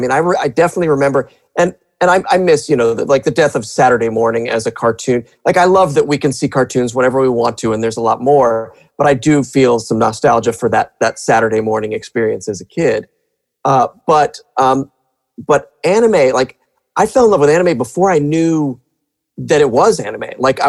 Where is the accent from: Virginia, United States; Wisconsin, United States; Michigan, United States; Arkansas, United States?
Virginia, United States; Arlington; I was in Arlington